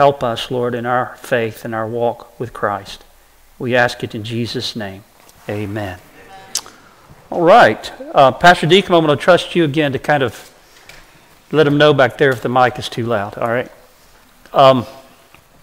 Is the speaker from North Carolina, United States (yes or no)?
yes; Brevard, North Carolina, United States; I was born and raised in Western North Carolina, in the mountains of Western North Carolina. We lived near a town called Brevard